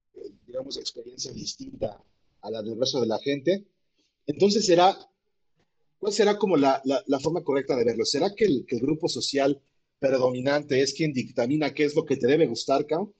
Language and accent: Spanish; Puebla, Mexico; Y me sentía orgulloso de ser poblano